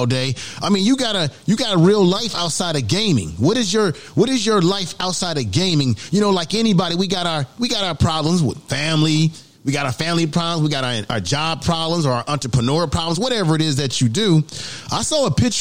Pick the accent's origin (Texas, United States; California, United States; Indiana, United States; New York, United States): California, United States; Bay Area; also born or lived in Baltimore, Maryland; in the Bay Area, you know, where I'm from, you know, I was born in Baltimore, but I grew up most of my time in the Bay Area